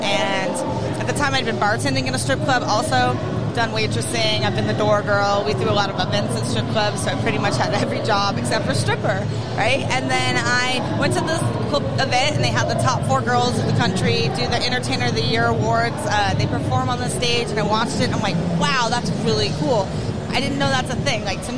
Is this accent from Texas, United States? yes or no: no; Portland, Oregon, United States; I'm from Portland, Oregon.